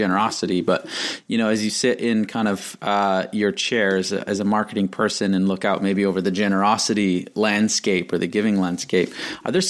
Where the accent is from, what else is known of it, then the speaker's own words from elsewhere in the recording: Canada; I'm Canadian, so I like start every day going to Tim's